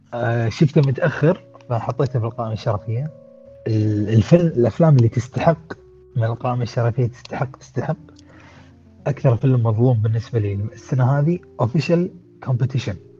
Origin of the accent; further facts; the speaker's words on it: Kuwait; عندنا بالكويت